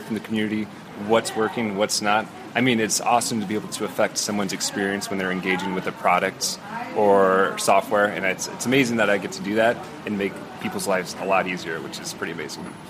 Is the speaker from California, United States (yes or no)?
no; Iowa, United States; moved away as an adult; now in Columbus, United States; I am from, born and raised in Iowa